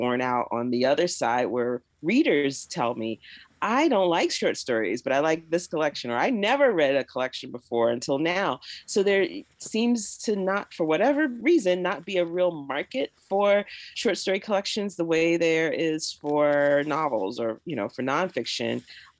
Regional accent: Jacksonville, Florida, United States; moved away as an adult; now in Pittsburgh, United States; I've lived here longer than I lived in the South, because I was born and raised in Jacksonville, Florida. And then at 18, I went away to college, and I haven't lived in the South full time since then.

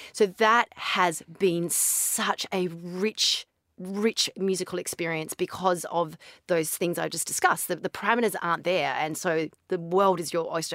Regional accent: Barossa Valley, South Australia, Australia; now in Dubai, United Arab Emirates; I'm from Australia

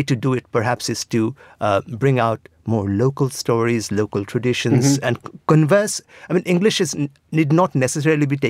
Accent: Assam, India; I was from Assam

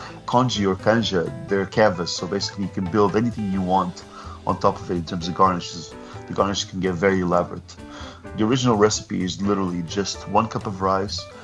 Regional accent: Portugal; I grew up in Portugal

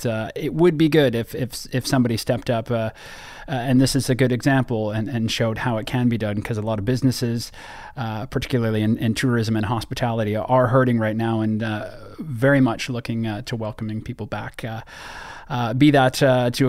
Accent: Canada; I'm from the Great White North in Canada

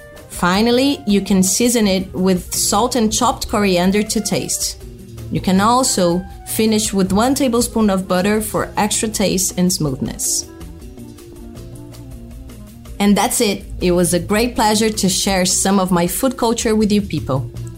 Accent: Brazil; I'm a chef from Brazil, and I have a restaurant called Cuia, located in the heart of São Paulo

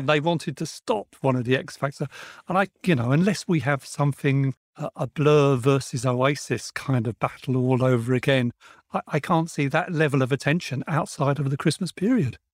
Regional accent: United Kingdom; here in the U K, we had Melody Maker, New Musical Express, Sounds, Record Mirror, and my pocket money would go on all of these.

